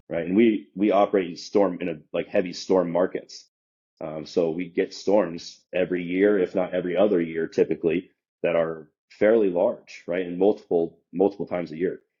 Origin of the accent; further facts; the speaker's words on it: Omaha, Nebraska, United States; moved away as an adult; also born or lived in Des Moines, Iowa / Kansas City; I grew up in Omaha, Nebraska, right? So I spent you know 22 ish years there.